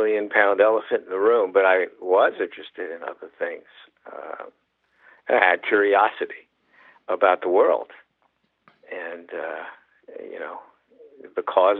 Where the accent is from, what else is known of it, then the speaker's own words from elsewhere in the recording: New York City, New York, United States; I grew up in Manhattan, and I was exposed to all kinds of music